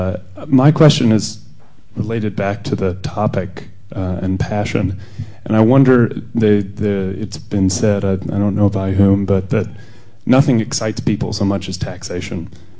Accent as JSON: {"language": "English", "country": "United States", "said": "I'm neither European nor from the UK. I'm American"}